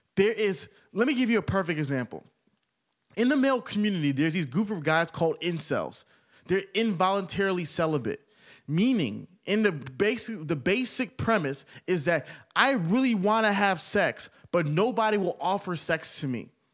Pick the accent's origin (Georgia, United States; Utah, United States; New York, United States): Georgia, United States; Atlanta; I'm from Atlanta.